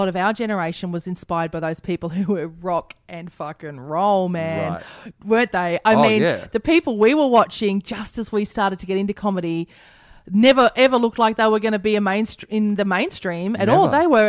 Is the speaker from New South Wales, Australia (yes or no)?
no; Queensland, Australia; You know, I wanted to work in a dingy pub in Melbourne because I came from Queensland and this was rock and roll to me.